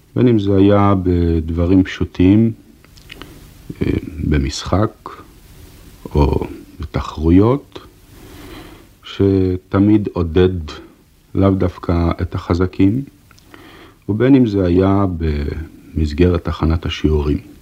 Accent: Haifa, Haifa District, Israel; אנחנו גדלנו יחד ברחוב אחד בחיפה

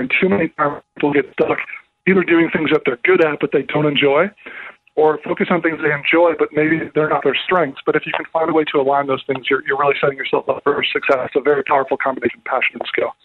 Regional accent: Minnesota, United States; I grew up in Minnesota as a kid, and there were three lakes within 10 minutes of my house.

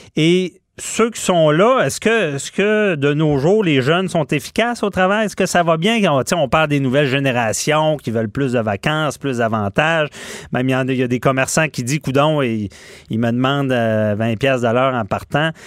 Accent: Quebec City, Quebec, Canada; je suis de Québec

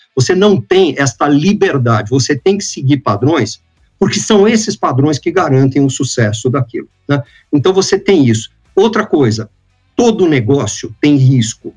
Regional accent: Santos, São Paulo, Brazil; also born or lived in New York, United States; eu era um garoto de praia, eu nasci em Santos, aqui no estado de São Paulo, né, no litoral. eu era um rato de praia

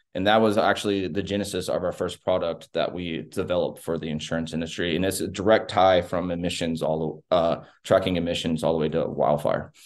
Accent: Texas, United States; I'm a Texan, not just an American

